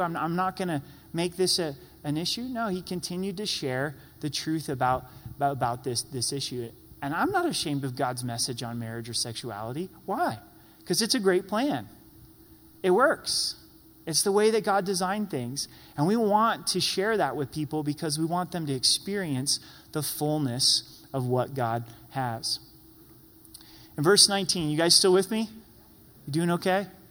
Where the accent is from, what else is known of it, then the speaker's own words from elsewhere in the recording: United States; as American Christians